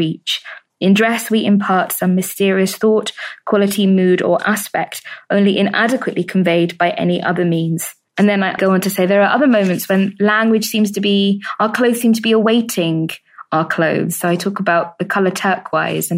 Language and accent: English; United Kingdom; I'm British